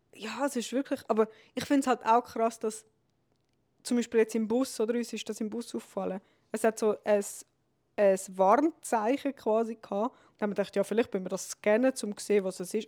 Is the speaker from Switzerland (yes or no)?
yes; Switzerland; bei uns in der Schweiz